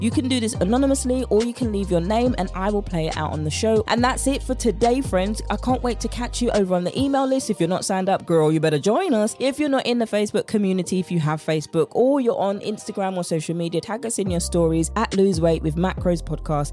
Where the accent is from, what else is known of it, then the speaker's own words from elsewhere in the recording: United Kingdom; accent: British; my British accent